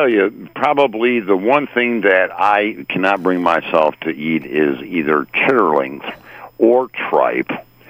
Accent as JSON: {"language": "English", "region": "Midwest", "country": "United States", "tie": "born or raised there", "said": "growing up in the Midwest, had frog legs."}